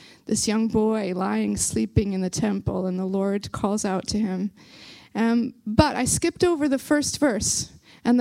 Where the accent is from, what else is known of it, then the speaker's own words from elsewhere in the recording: Belfast, Northern Ireland, United Kingdom; accent: Belfast; my Belfast accent is trying, it's trying to come through here